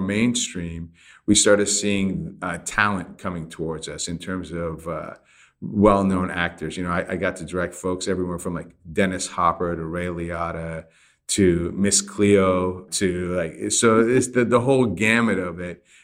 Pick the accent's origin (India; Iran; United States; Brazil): Iran; moved away; I grew up in Iran